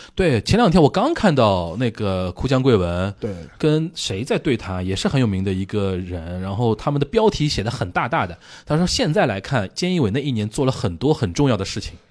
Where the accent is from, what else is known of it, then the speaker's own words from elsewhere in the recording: Shanghai, China; also born or lived in Japan; 就我们上海话说叫长得洒洒兮兮的一个人啊